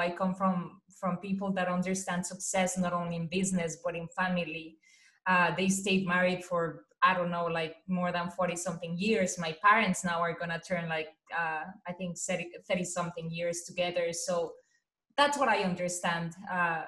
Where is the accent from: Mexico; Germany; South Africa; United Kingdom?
Mexico; English is a second language; moved away as an adult; now in United States; I was born and raised in a very Mexican traditional family